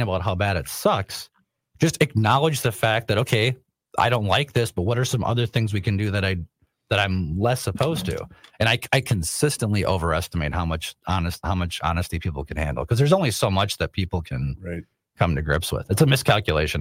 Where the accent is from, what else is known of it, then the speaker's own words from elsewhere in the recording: Rosemount, Minnesota, United States; I grew up in Rosemont